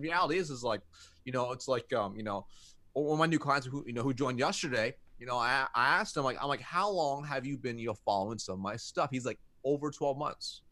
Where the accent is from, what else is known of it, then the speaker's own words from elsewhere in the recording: United States; I was born in America